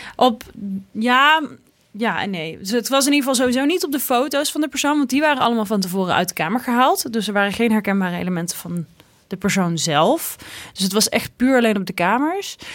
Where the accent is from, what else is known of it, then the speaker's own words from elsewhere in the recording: Tilburg, North Brabant, Netherlands; het pittoreske Tilburg gebeuren, waar ik vandaan kom